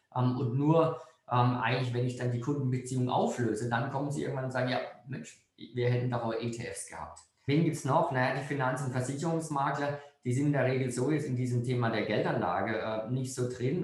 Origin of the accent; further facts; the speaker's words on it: Freiburg, Baden-Württemberg, Germany; Ich bin jetzt als Freiburger